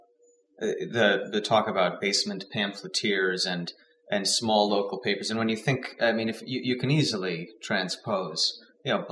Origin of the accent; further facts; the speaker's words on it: outside Chicago, Illinois, United States; I grew up outside Chicago